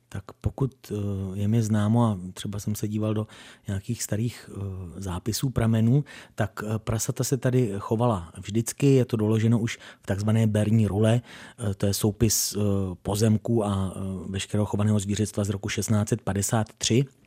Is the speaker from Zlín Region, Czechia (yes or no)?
no; Doudleby, South Bohemian Region, Czechia; mé rodné obci Doudleby